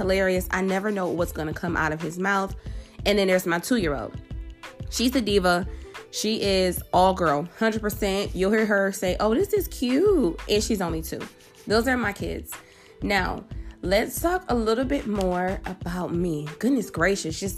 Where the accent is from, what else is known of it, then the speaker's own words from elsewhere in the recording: Buffalo, New York, United States; I'm originally from Buffalo, New York